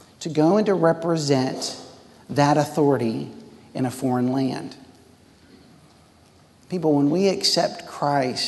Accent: Texas, United States; also born or lived in Worcester, England; I came green from Texas, and I went to Worcester, England

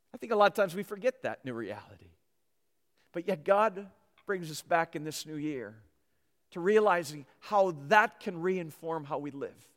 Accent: Minnesota, United States; moved away; I grew up in Minnesota

